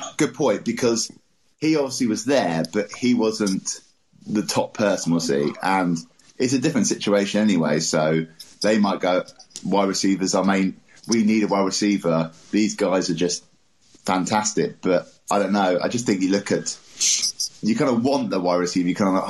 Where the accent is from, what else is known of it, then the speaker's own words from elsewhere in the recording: England, United Kingdom; I'm from England, by the way.